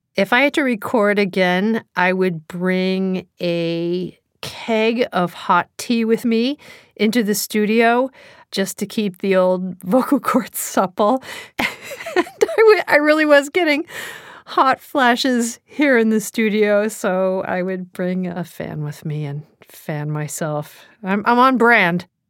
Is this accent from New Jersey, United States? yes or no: yes; New Jersey, United States; accent: New Jersey; my New Jersey accent